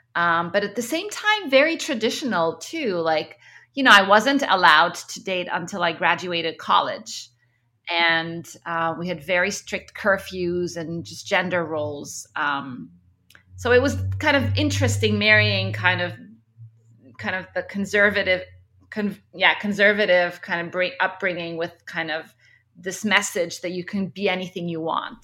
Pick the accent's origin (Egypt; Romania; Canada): Egypt; moved away; also born or lived in Kuwait; I was born in Egypt. Um, both my parents are Egyptian